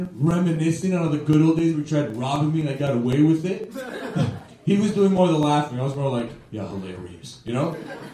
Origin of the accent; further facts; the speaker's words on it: Toronto, Ontario, Canada; I am from Toronto, and I never actually left Toronto until I started doing stand-up